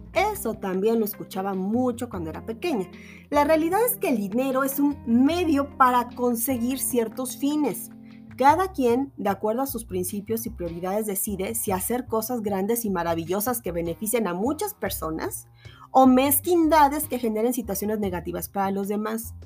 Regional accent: Mexico; acá en mi país

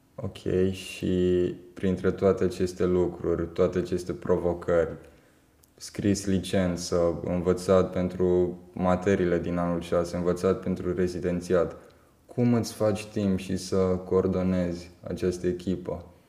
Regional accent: Timișoara, Timiș County, Romania; născut și crescut în Timișoara

